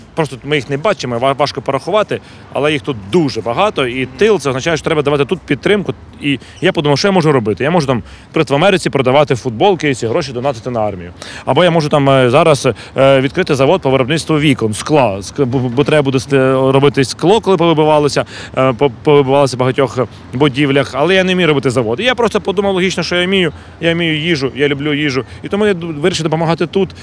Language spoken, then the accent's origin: Ukrainian; Kyiv, Ukraine; я м, киянин